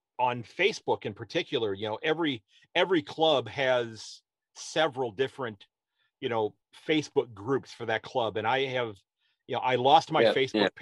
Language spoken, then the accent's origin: English; United States; I'm an American